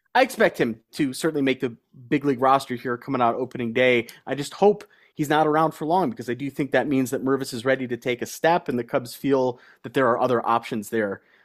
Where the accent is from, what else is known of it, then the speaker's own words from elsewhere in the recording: United States; as an American